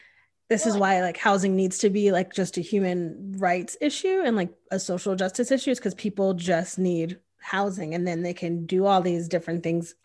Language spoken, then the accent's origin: English; Northeast, United States; now in Austin, United States; as a person who is Black, who moved here from a very diverse place. Like I'm from the Northeast, which is like this huge melting pot of people.